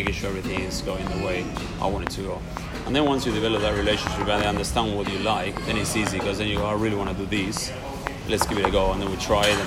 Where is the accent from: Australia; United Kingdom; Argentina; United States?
Argentina; Buenos Aires; moved away; I'm from Buenos Aires, and Buenos Aires is half Italian, half Spanish.